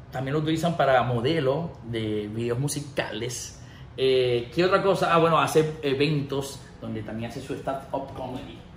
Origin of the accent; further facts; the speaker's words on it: United States; Sí, sí sé que yo me crié aquí en Estados Unidos